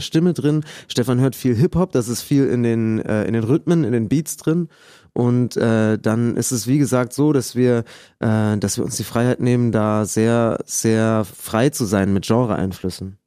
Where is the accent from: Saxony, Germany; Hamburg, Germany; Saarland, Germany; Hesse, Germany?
Saxony, Germany; Lampertswalde; Wir kommen aus Lampertswalde, so ein Mini-Dorf zwischen Dresden und Leipzig, so richtig Pampa, so 300 Leute. Und das ist, äh, das ist äh, total schön da aufgewachsen